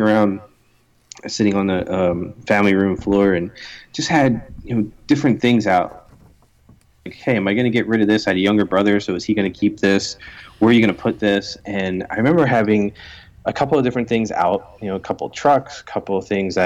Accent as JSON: {"language": "English", "town": "Philadelphia", "region": "Pennsylvania", "country": "United States", "tie": "born or raised there", "lives_now": "Chester Springs, United States", "said": "I was born in Philadelphia, Pennsylvania."}